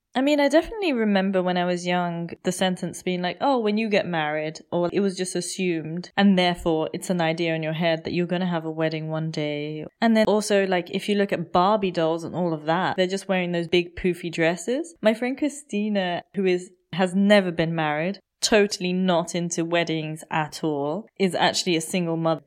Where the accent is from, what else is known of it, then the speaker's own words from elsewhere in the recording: United Kingdom; now in Germany; when I first came to Germany, being British